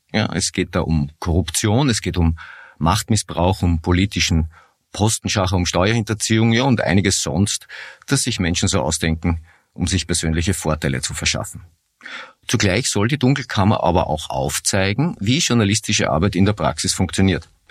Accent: Innsbruck, Tyrol, Austria; wir sind ja beide Innsbrucker Gebürtige

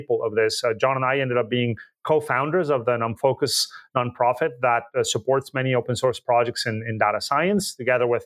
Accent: Colombia; moved away as an adult; also born or lived in Boulder, Colorado, United States; now in United States; I was born and raised in Colombia, and I came to the United States in the 90s to do a PhD in physics

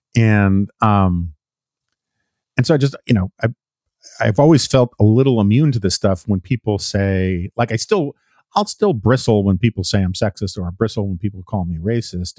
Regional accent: New York City, New York, United States; I grew up in the Upper West Side of Manhattan, famously liberal area.

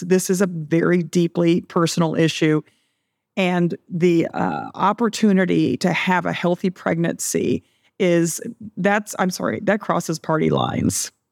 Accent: Texas, United States; in Texas in my home state

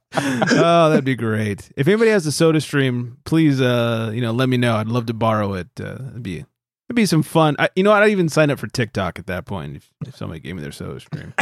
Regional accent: California, United States; as a Californian

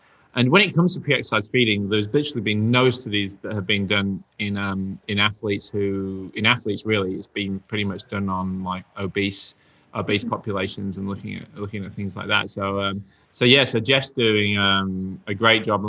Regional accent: Yorkshire and the Humber, United Kingdom; I'm from Yorkshire, and in Yorkshire, we have Yorkshire tea

